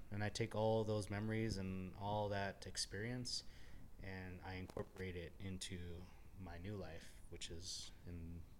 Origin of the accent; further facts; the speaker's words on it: Los Angeles, California, United States; also born or lived in Austin / Kansas / South Korea / Japan; I moved here from Austin, Texas. I'm originally from Los Angeles. I lived in Kansas.